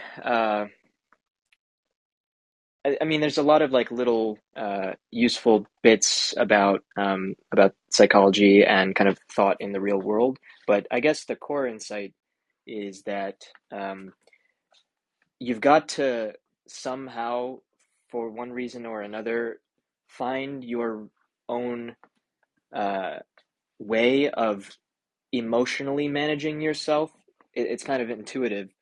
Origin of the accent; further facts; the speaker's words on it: New York City, New York, United States; I grew up in Queens